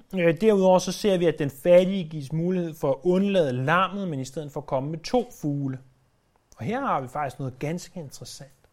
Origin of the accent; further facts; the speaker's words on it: Denmark; os som danskere